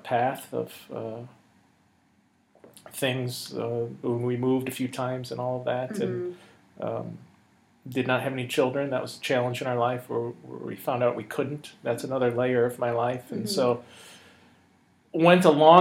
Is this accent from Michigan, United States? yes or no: yes; Michigan, United States; now in Arizona, United States; I grew up in Michigan, very blue collar, auto industry